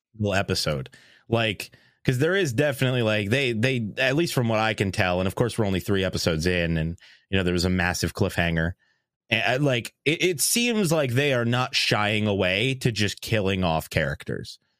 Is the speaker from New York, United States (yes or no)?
yes; New York, United States; growing up in New York